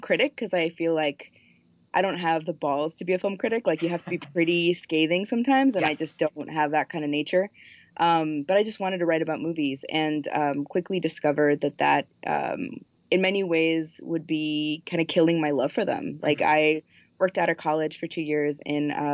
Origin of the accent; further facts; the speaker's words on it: Miami, Florida, United States; moved away as an adult; also born or lived in Colombia / New York / Washington, District of Columbia, United States; now in Minneapolis, United States; Miami, where I grew up. And I moved from Columbia when I was four to Miami.